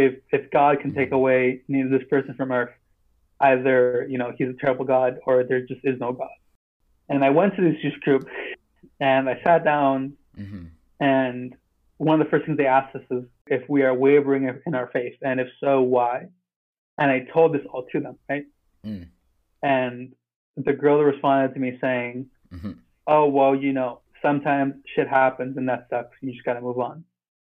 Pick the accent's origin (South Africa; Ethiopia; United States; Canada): United States; also born or lived in Peru; I grew up here in America